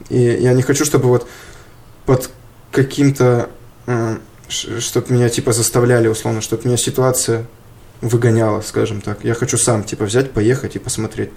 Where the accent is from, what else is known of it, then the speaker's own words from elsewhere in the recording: Yaroslavl Oblast, Russia; now in Moscow, Russia; в Ярославскую область. Уезжаю из Москвы